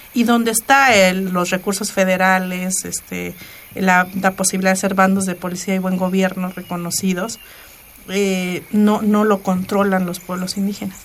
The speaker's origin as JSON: {"language": "Spanish", "town": "Ayutla", "region": "Oaxaca", "country": "Mexico", "tie": "born or raised there", "first_language": "Mixe", "second_language": "Spanish", "moved": "as an adult", "said": "cuando yo me fui de Ayutla"}